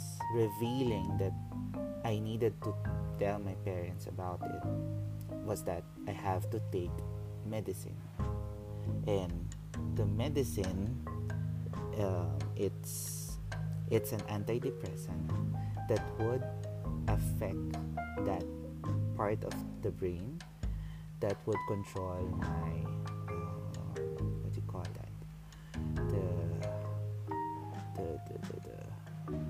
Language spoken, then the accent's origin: English; Mandaluyong, Metro Manila, Philippines; I grew up in Mandaluyong